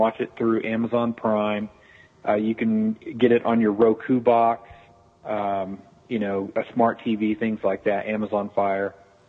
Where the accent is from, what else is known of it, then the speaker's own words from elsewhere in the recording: Tulsa, Oklahoma, United States; Tulsa, Oklahoma.